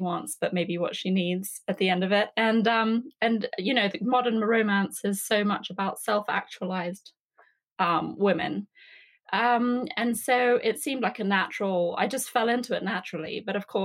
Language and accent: English; England, United Kingdom; now in Atlanta, United States; I grew up in England, as you can probably tell from my accent.